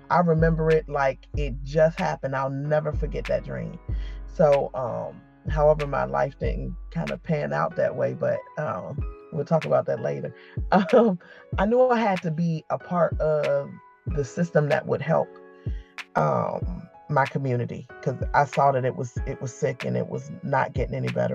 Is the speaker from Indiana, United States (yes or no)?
no; Newport News, Virginia, United States; I am from Newport News, Virginia. Born and raised.